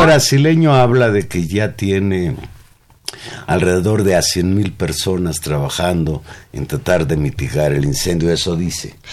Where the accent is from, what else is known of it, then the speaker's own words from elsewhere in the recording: Mexico; los mexicanos también teníamos posibilidades